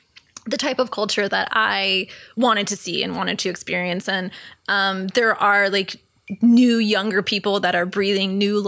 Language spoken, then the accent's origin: English; Thousand Oaks, California, United States; Because growing up in Thousand Oaks, when I would see a movie where the kids were running around the neighborhood, I'm like, "What is that?"